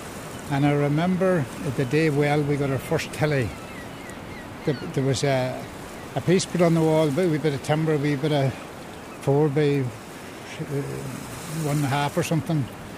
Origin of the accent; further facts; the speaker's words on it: Rutland Island, County Donegal, Ireland; I was born in Rutland, 1941, July 41.